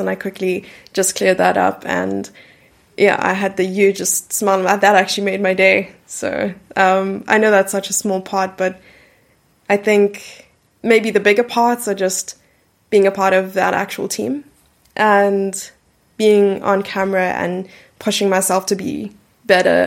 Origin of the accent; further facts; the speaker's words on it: Gqeberha, Eastern Cape, South Africa; I grew up in a city named Port Elizabeth, which is now renamed to Gqeberha